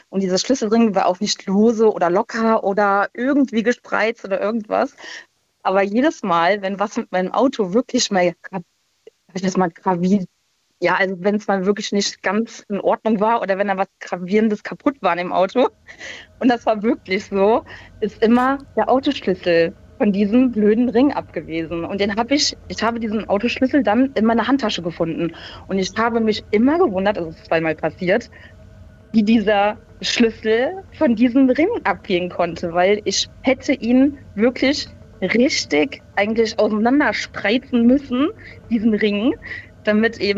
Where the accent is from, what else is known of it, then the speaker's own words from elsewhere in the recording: Rhineland-Palatinate, Germany; moved away; Äh, aus der Ecke von Koblenz.